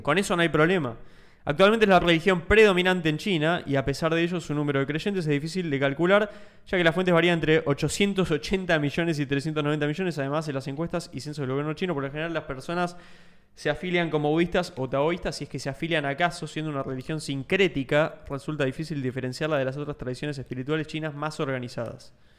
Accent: Argentina

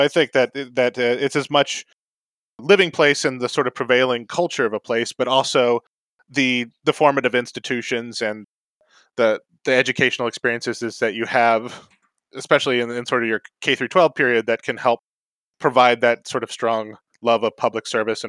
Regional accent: North Carolina, United States; I guess growing up in North Carolina, I grew up in several places, but North Carolina was the longest.

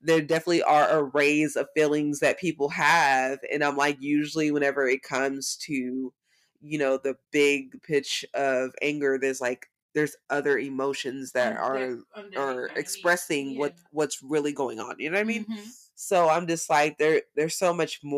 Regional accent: the South, United States; I'm from the South

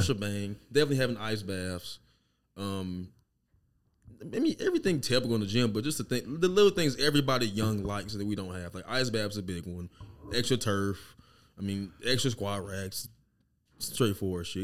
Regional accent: Lauderdale, Mississippi, United States; also born or lived in Biloxi, Mississippi; now in Kansas City, United States; I was raised in Lauderdale, but we were in Biloxi before Katrina

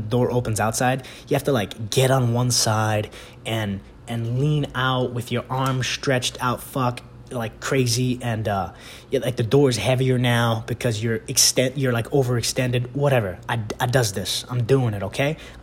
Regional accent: New York City, New York, United States; I'm from the Bronx.

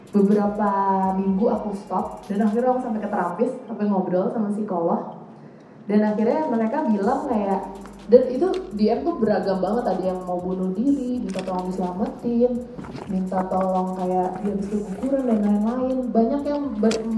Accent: Indonesia; dari Indonesia

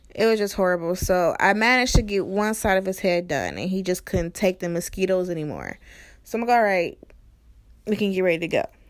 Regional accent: East Cleveland, Ohio, United States; I'm from East Cleveland in Ohio, and East Cleveland is pretty bad, you know? So I'm from the hood too

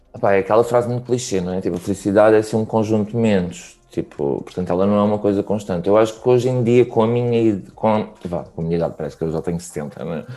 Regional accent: Barreiro, Setúbal, Portugal; eu sou da Margem Sul, era tipo a cena de juntarmos todos na Avenida da Praia

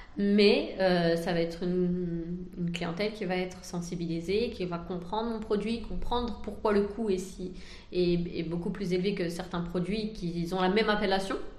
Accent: France; moved away as an adult; now in Algeria; je suis née en France et j'ai étudié en France

